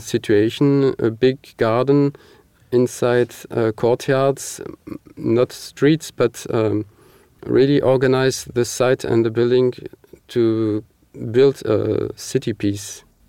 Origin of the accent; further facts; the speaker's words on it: Marseille, Provence-Alpes-Côte d'Azur, France; moved away as an adult; now in Paris, France; I am myself from Marseille